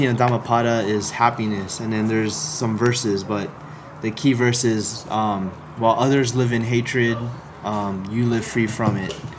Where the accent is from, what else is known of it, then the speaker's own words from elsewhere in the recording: Philippines; I, I think it's because I'm Filipino, I like to dance, right?